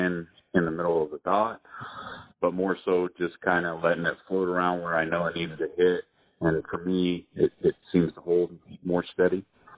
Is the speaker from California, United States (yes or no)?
yes; California, United States; also born or lived in San Diego; I grew up in California.